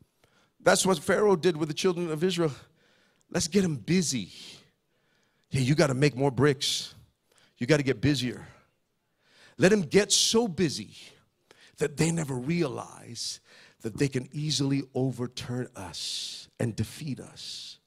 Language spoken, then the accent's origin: English; Philippines; So I'm Filipino.